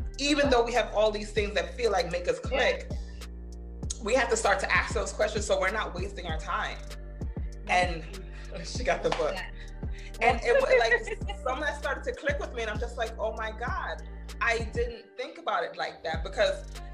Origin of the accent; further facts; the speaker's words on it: Jamaica; I'm Jamaican